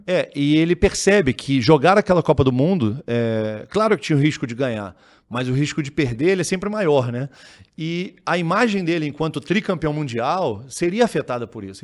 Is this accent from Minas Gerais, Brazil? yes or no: no; Petrópolis, Rio de Janeiro, Brazil; Eu sou de Petrópolis